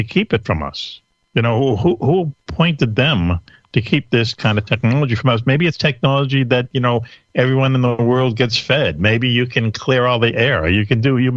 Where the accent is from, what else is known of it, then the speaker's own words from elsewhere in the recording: Boston, Massachusetts, United States; I'm from New England, you can tell, from Boston